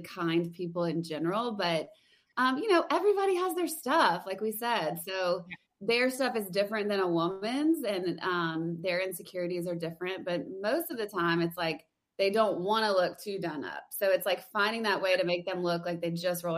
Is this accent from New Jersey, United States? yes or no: no; Louisiana, United States; moved away as an adult; now in Nashville, United States; I'm from Louisiana, so I went to LSU